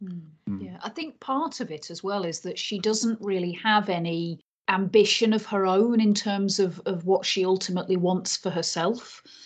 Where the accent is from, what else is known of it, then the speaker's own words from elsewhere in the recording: Yorkshire and the Humber, United Kingdom; moved away as an adult; I grew up between the ages of 8 and 18 in North Yorkshire and then lived in West Yorkshire for a couple of years after